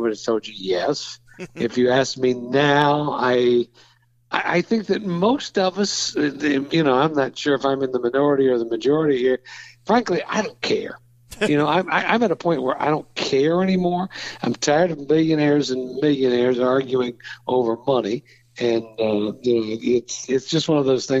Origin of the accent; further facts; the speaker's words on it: Waynesville, Ohio, United States; I'm from Waynesville